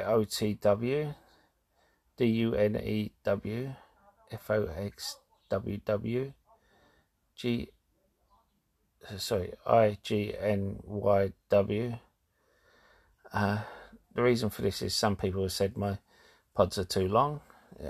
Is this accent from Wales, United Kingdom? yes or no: no; London, United Kingdom; I'm from London